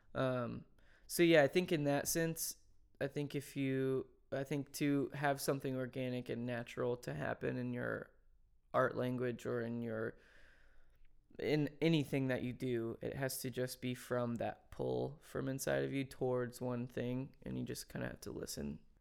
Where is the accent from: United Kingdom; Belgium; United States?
United States; Franklin, Tennessee; I didn't grow up in, in Nashville. I grew up in Franklin